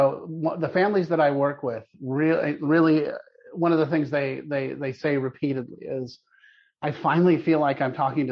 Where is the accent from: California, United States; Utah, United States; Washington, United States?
California, United States; Palo Alto; I grew up in Palo Alto, California, back when nobody knew where Palo Alto was